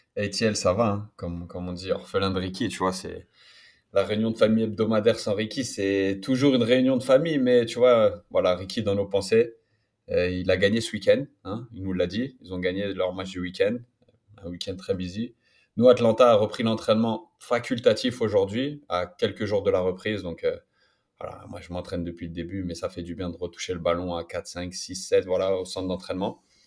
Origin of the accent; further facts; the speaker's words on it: Paris, Île-de-France, France; now in Toronto, Canada; j'étais de Paris